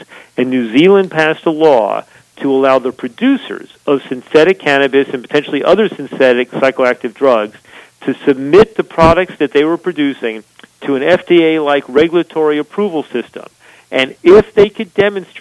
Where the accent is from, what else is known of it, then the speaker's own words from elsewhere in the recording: United States; I now feel proud as an American